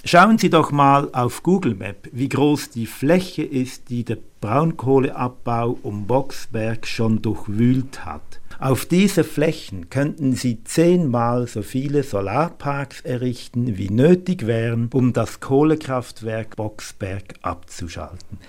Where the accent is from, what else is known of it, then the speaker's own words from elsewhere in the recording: Germany; Bei uns in Deutschland